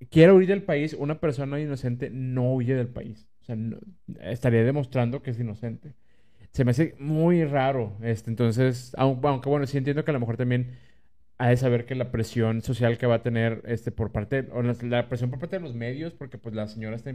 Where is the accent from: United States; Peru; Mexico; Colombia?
Mexico; Monterrey, Nuevo León; si usted es regio, también díganos, yo soy regio y lo viví así, lo viví igual que ustedes.